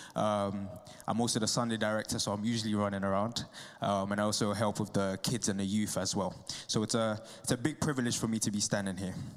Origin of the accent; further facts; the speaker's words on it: Ghana; moved away; I'm from Ghana